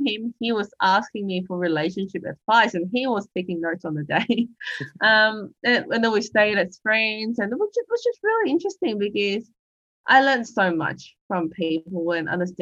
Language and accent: English; Hong Kong; now in Australia; I'm an immigrant from Hong Kong living in Australia